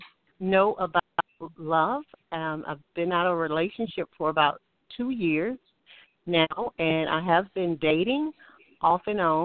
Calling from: Alabama, United States; I'm calling from Alabama.

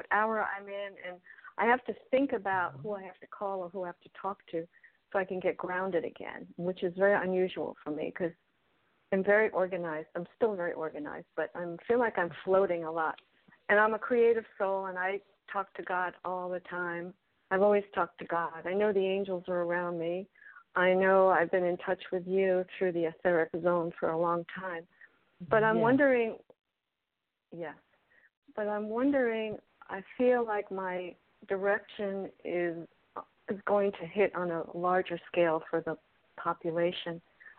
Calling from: Miami, Florida, United States

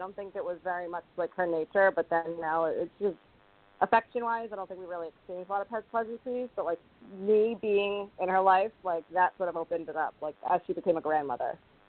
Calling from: Rhode Island, United States; I'm calling from Rhode Island.

